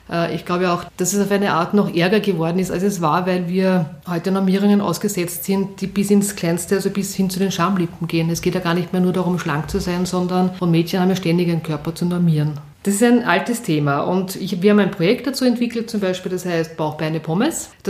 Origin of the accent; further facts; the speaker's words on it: Vienna, Austria; ich bin in Wien aufgewachsen, in Atzgersdorf und bin jeden Tag mit der Schnellbahn in den, zum Matzensdorfer Platz gefahren, weil dort war meine Schule.